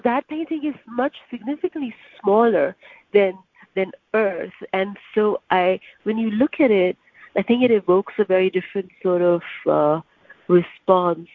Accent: Karachi, Sindh, Pakistan; moved away as an adult; now in New York, United States; I grew up in Pakistan

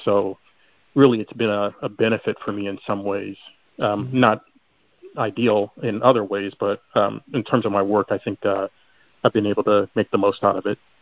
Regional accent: Chicago, Illinois, United States; moved away; I'm originally from Chicago

